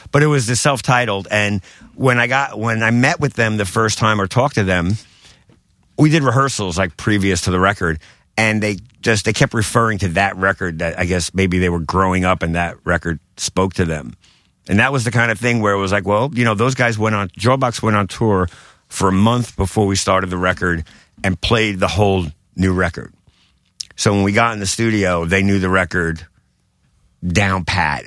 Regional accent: New York City, New York, United States; I grew up in Bensonhurst, Brooklyn

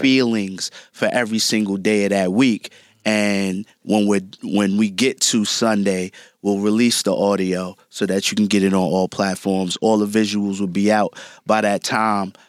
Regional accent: New York City, New York, United States; growing up in Brooklyn

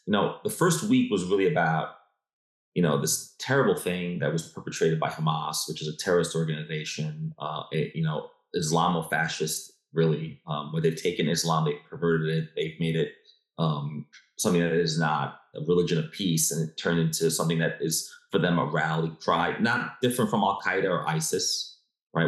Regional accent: New York, United States; I was born and raised in New York

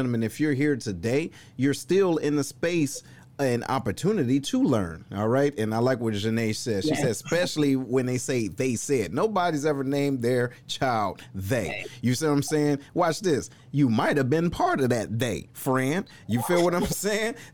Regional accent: Detroit, Michigan, United States; shout out to my hometown

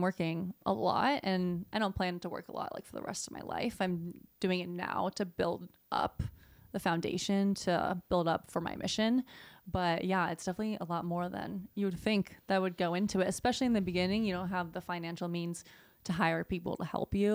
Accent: Southeast, United States; moved away as an adult; now in California, United States; I grew up in the Southeast

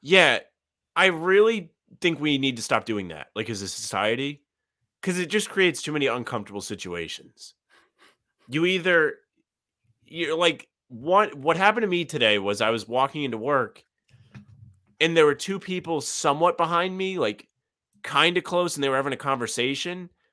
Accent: Providence, Rhode Island, United States; my hometown, uh, the news station in Providence

